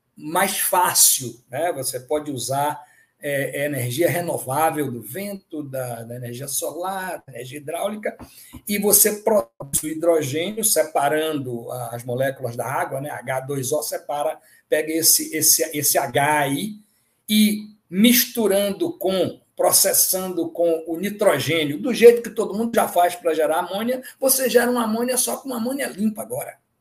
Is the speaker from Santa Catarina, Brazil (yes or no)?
no; Bahia, Brazil; also born or lived in Ceará (father's origin); Eu sou baiano